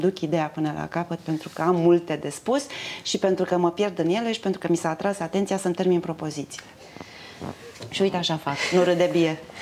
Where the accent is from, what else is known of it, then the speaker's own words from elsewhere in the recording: Romania; sunt din România, că mă întreabă, sunt româncă